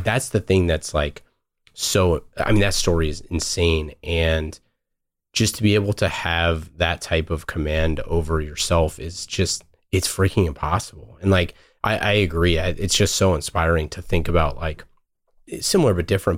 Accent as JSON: {"language": "English", "town": "Oakland", "region": "California", "country": "United States", "tie": "born or raised there", "said": "I grew up in Oakland"}